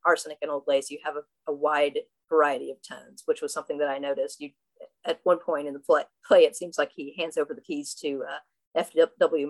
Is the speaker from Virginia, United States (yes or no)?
yes; Southwest Virginia, United States; now in Brooklyn, United States; I'm from Southwest Virginia